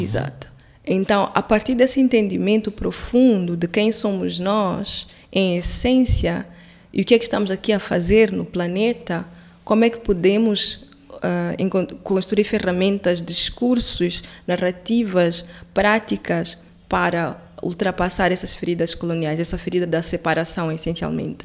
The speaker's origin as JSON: {"language": "Portuguese", "town": "Quelimane", "region": "Zambezia", "country": "Mozambique", "moved": "yes", "said": "Eu, eu sou de Climane"}